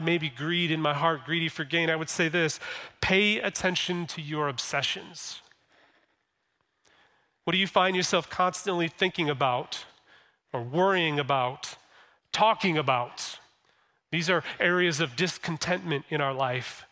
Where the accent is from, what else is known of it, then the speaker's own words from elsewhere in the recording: Flint, Michigan, United States; I was born in Flint, been in Michigan my whole entire life